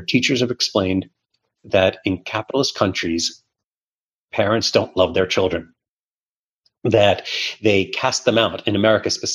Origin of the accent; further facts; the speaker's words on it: New York City, New York, United States; English is a second language; also born or lived in Soviet Union; moving to Brooklyn in the 1980s, in the heart of the evil empire era, as Reagan termed the Soviet Union at the time, was challenging. There were not a lot of Russian-speaking kids in my class